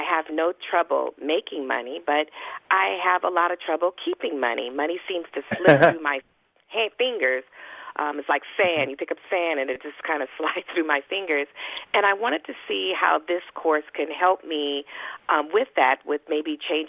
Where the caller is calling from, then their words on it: Los Angeles, California, United States; I'm calling from Los Angeles.